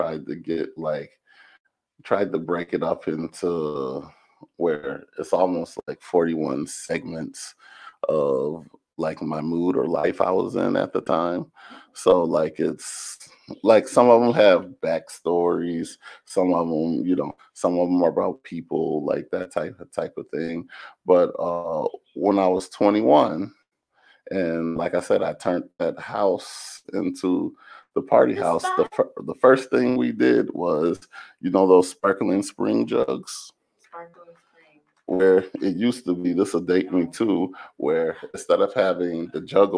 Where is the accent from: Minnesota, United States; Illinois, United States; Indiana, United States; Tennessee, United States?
Illinois, United States; Zion; growing up in Zion at the time I did